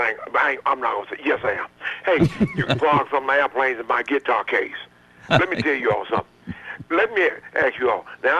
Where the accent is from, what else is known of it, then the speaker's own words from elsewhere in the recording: Smyrna, Tennessee, United States; I'm from Smyrna.